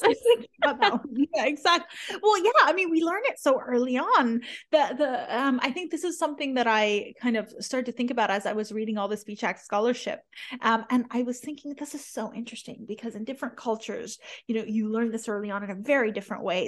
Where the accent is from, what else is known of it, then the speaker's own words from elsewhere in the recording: the Bible Belt, United States; also born or lived in Iran; growing up in the Bible Belt